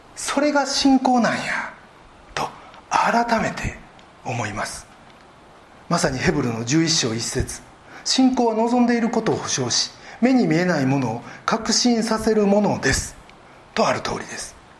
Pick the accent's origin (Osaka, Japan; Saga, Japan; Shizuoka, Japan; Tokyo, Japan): Osaka, Japan; born or raised there